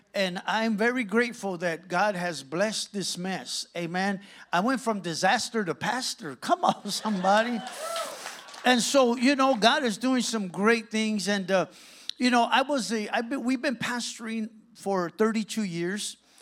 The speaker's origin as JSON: {"language": "English", "town": "Santa Ana", "region": "California", "country": "United States", "said": "I'm from Santa Ana"}